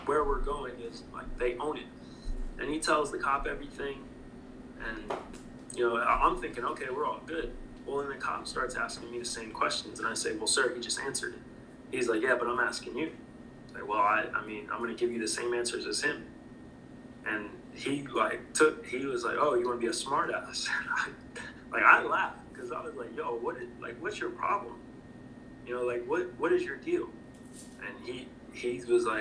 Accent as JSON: {"language": "English", "region": "North Florida", "country": "United States", "tie": "born or raised there", "also_born_or_lived": "St. Louis / Louisville", "moved": "yes", "said": "North Florida is the South"}